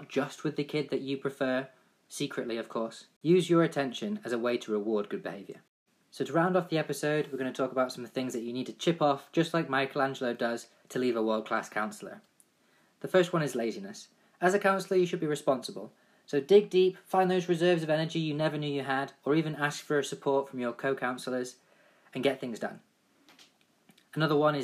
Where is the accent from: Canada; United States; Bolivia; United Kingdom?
United Kingdom; England; I played football all my life growing up in England